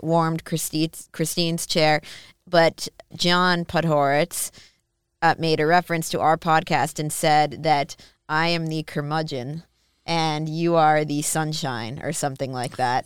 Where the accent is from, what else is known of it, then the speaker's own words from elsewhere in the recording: Minnesota, United States; I'm from Minnesota.